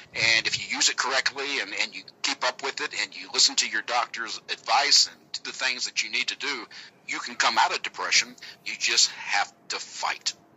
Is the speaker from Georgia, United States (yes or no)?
yes; Georgia, United States; accent: southern; It's a southern accent from Georgia.